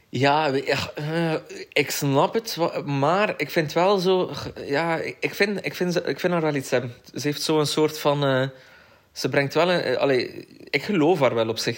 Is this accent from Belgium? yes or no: yes; Koksijde, Flanders, Belgium; ik ben opgegroeid in Kokster